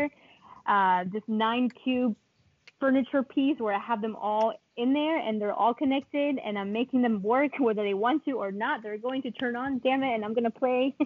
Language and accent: English; Colombia; English is a second language; now in United States; I was born and raised in Colombia, and I previously, before moving to the United States